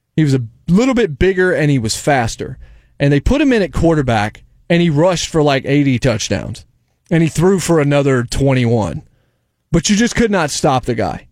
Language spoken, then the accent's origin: English; North Carolina, United States; moved away; also born or lived in Virginia; I grew up in North Carolina. I was born in Virginia, but I spent, you know, my middle school, high school years, and then I went to N C State for a couple of years in North Carolina